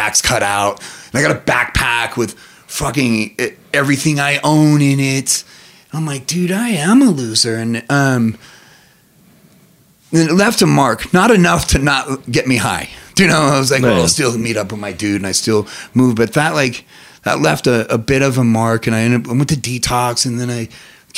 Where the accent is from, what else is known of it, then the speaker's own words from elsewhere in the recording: Reno, Nevada, United States; I'm not born or raised in Vegas, from Reno.